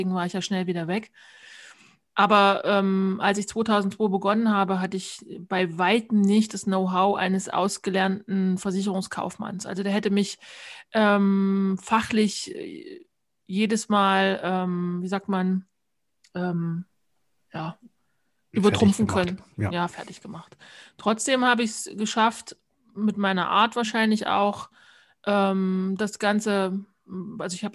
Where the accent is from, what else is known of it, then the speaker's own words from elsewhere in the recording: Thuringia, Germany; Also ja, im Thüringer Wald bin ich aufgewachsen, wohlbehütet im Kreise meiner Eltern und auch meiner Großeltern.